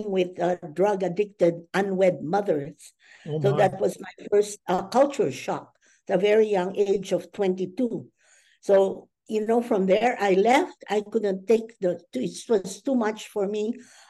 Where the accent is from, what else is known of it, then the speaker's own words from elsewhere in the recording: Manila, Metro Manila, Philippines; moved away as an adult; also born or lived in New York City; now in Washington, D.C., United States; I was born, raised, educated in Manila, Philippines. And I lived there all the way through college